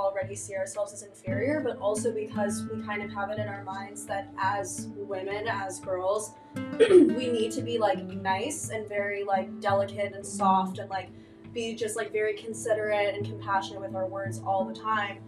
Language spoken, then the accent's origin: English; a suburb of Chicago, Illinois, United States; moved away as an adult; now in Ann Arbor, United States; I'm from a suburb of Chicago